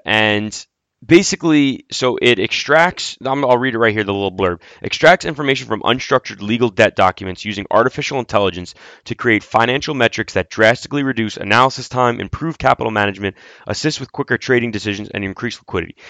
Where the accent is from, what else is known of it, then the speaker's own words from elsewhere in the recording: United States; I'm an American. I'm not an Italian